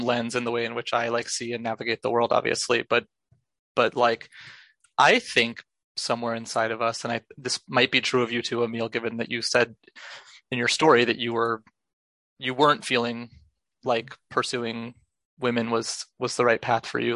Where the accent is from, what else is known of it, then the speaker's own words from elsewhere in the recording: Los Angeles, California, United States; now in New York City, United States; I grew up in Los Angeles.